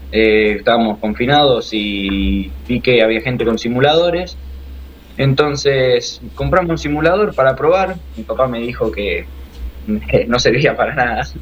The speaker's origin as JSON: {"language": "Spanish", "town": "Rosario", "region": "Santa Fe", "country": "Argentina", "tie": "born there", "said": "En Rosario."}